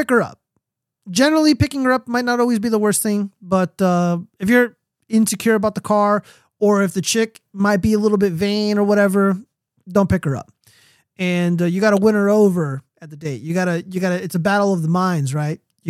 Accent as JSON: {"language": "English", "country": "United States", "said": "an American citizen"}